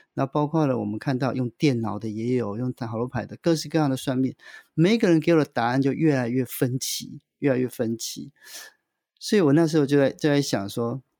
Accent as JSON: {"language": "Chinese", "region": "central-southern Taiwan", "country": "Taiwan", "said": "我是来自于中南部，中下阶级，中低收入的家庭"}